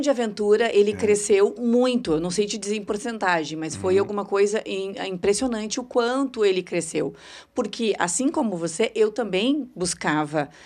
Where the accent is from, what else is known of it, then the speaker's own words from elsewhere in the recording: São Sepé, Rio Grande do Sul, Brazil; now in Porto Alegre, Brazil; Sou de São Cepé, isso aí, na região central do estado